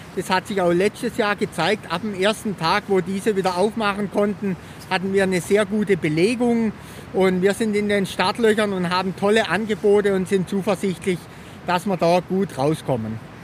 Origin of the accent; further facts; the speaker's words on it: Triberg, Baden-Württemberg, Germany; Ich bin jetzt hier in meiner Heimatstadt seit etwa 20 Jahren